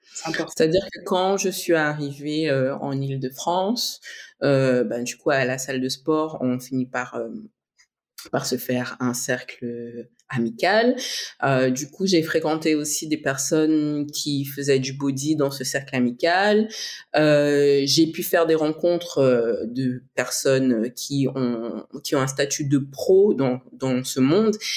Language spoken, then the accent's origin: French; French Guiana; je suis née en Guyane, père martiniquais, mère brésilienne.